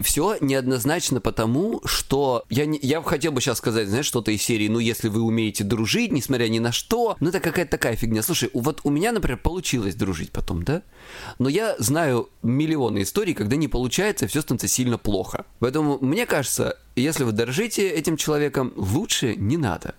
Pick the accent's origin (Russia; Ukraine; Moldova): Russia; Krasnodar Krai; я с Кубани